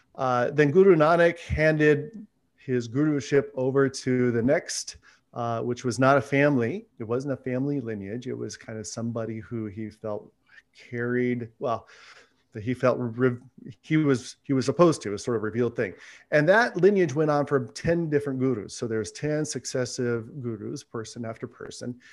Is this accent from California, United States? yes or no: yes; Fresno, California, United States; I grew up here in Central California, so about three hours south of Sacramento in Fresno